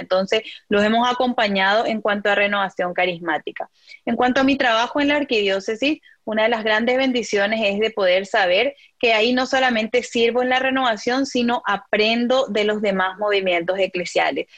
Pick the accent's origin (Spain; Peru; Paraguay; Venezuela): Paraguay; moved away as an adult; now in Philadelphia, United States; mi comunidad de renovación en Paraguay